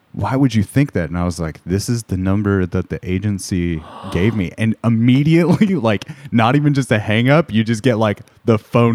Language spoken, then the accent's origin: English; Corona, California, United States; now in Portland, United States; Riverside County, Corona, to be specific.